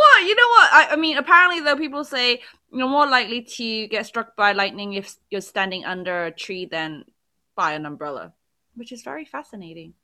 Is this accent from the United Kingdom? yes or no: yes; England, United Kingdom; now in South Korea; as a Brit